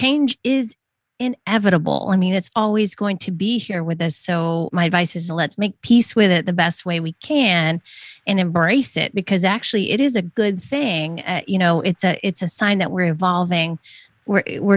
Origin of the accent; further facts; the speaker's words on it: the South, the Southeast United States, United States; I grew up in the South, the Southeast United States